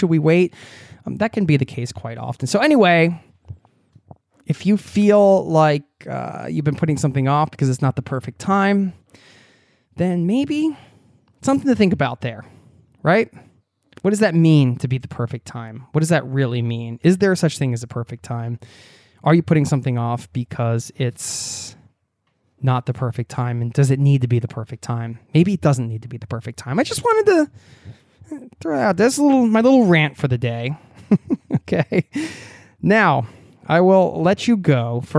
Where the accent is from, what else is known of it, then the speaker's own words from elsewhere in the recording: New York City, New York, United States; I was born in New York City and have lived most of my life in the New York area.